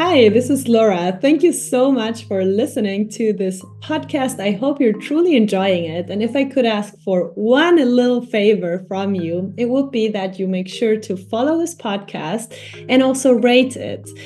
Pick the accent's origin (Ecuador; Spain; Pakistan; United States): Ecuador; now in Germany; I come from Ecuador